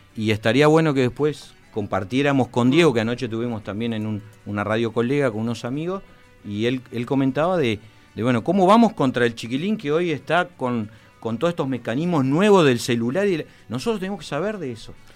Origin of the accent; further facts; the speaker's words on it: Montevideo, Uruguay; also born or lived in Fray Bentos, Uruguay; soy montevideano, muy montevideano de Jacinto Vera, pero mis papás son de Fray eh, y, estuve viviendo en Fray mucho tiempo